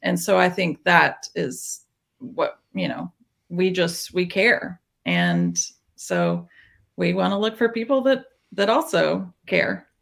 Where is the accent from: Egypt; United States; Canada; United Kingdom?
United States; small town Tennessee; now in Nashville, United States; I grew up in small town Tennessee